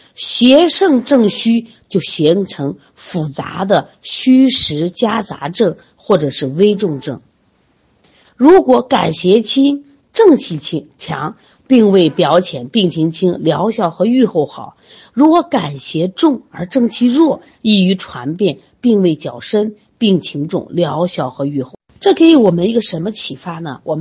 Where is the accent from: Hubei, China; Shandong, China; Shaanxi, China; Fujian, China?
Shaanxi, China; 像我们就是陕西的，就这个临颍，它就会出现这种大脖子病。